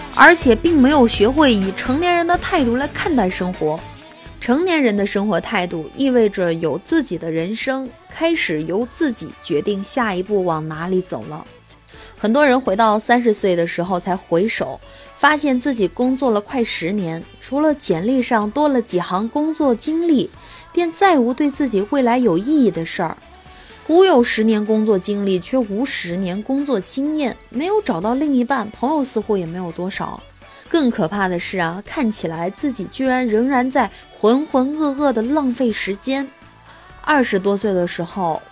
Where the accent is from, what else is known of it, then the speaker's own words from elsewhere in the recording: Anhui, China; also born or lived in Hefei; 因为首先我是一个安徽人，再者呢，我现在在这个合肥读研究生，嗯，另外我曾经在安徽广播电视台实习过